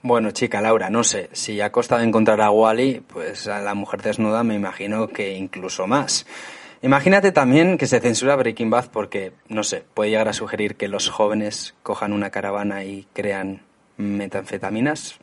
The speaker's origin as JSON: {"language": "Spanish", "country": "Spain", "moved": "yes", "lives_now": "England, United Kingdom"}